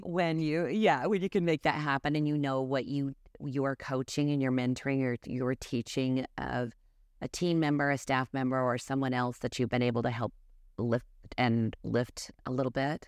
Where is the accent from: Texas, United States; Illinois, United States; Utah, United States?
Utah, United States; North Salt Lake; I grew up in North Salt Lake